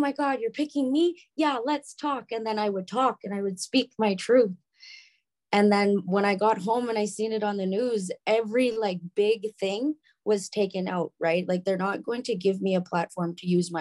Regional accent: Bonnyville, Alberta, Canada; also born or lived in Prince Edward Island; now in Calgary, Canada; I was born and raised in Bonnyville

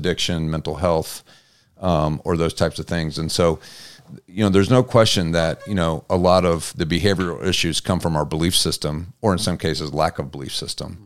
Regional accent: Butler, Indiana, United States; also born or lived in Mishawaka, Indiana / Auburn, Indiana; my background was Butler

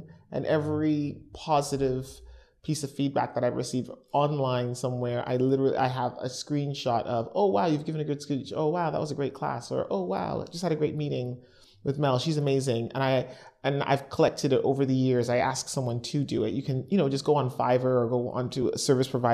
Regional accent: Canada; accent: Canadian; moved away; my accent's Canadian

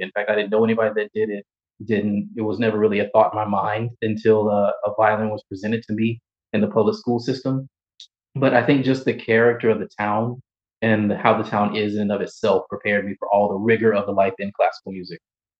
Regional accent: Rock Hill, South Carolina, United States; growing up in Rock Hill

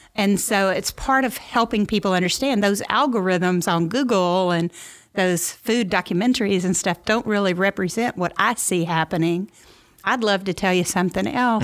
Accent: Memphis, Tennessee, United States; moved away as an adult; also born or lived in New York / Mississippi Delta; now in St. Louis, United States; I'm from Memphis originally

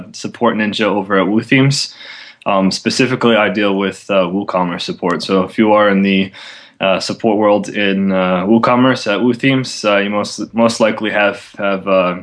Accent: New Jersey, United States; moved away as an adult; now in Norway; I moved to Norway last year as well, so I'm from New Jersey, but I live in Norway

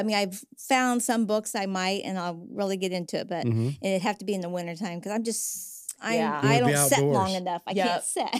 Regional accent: Huntington, United States; I grew up here in Huntington. I have three sisters and a brother. Actually, I just grew up over here on Webster Street.

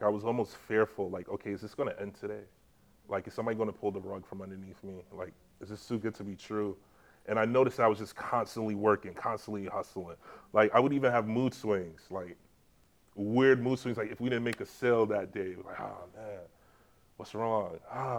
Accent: Jamaica; now in New York, United States; It kind of reminded me of my childhood when I grew up in Jamaica for high school.

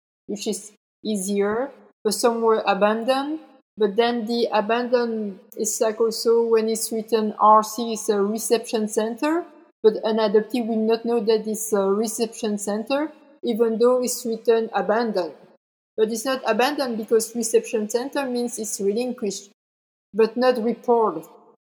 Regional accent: Belgium; also born or lived in South Korea; I'm from Belgium

